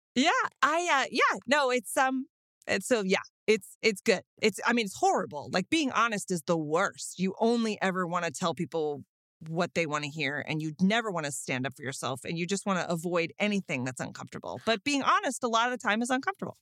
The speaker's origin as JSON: {"language": "English", "town": "Austin", "region": "Texas", "country": "United States", "said": "I'm from Austin"}